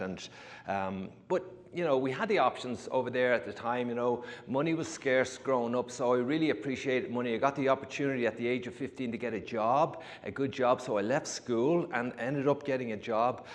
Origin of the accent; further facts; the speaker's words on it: Ireland; moved away as an adult; also born or lived in New York; now in United States; I was born and raised in Ireland